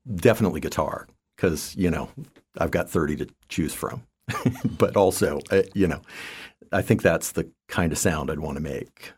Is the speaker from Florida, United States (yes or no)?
yes; Land O'Lakes, Florida, United States; also born or lived in Tachikawa, Japan / Eugene, Oregon / Boulder, Colorado; growing up from, uh, you know, grade school on was, uh, in north, north of Tampa